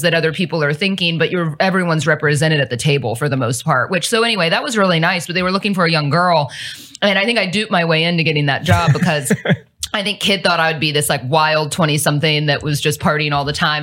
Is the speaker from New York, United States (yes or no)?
no; Cincinnati, Ohio, United States; moved away as an adult; now in Dallas, United States; I'm actually from the Midwest. I'm not from here.